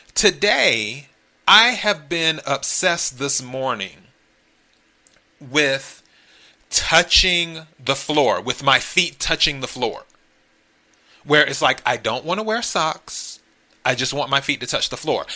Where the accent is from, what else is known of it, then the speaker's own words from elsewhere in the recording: the Carolinas, United States; also born or lived in Miami; now in Los Angeles, United States; originally I'm from the Carolinas, so I'm a Carolina kid.